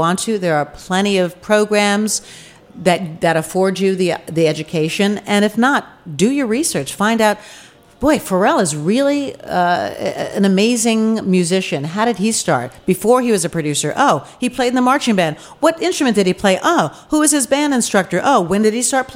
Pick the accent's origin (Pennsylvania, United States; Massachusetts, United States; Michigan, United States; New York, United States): New York, United States; outside of; I grew up outside of New York